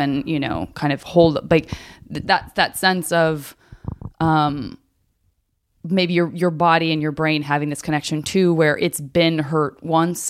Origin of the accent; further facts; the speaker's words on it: Arizona, United States; growing up in Arizona